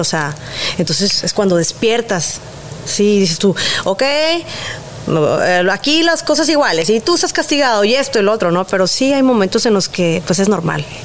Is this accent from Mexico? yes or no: yes; Monterrey, Nuevo León, Mexico; como buena regia